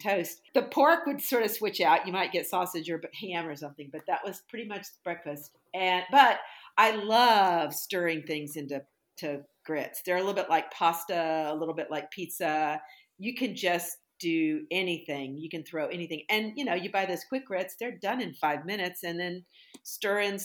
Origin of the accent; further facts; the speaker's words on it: the South, Southern United States, United States; as a Southern girl